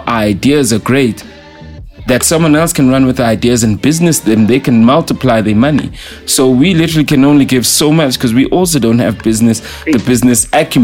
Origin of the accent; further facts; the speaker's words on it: Katlehong, Gauteng, South Africa; I'm from Katlehong, Tlahati